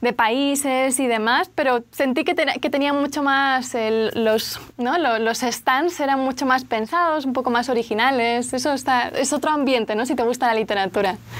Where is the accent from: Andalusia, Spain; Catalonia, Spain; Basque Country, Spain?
Catalonia, Spain; Barcelona; soy de Barcelona, de España, el acento se nota